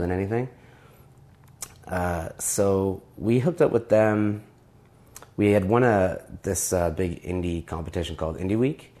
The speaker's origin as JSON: {"language": "English", "town": "Toronto", "region": "Ontario", "country": "Canada", "also_born_or_lived": "Montreal", "said": "I moved back to Toronto from Montreal"}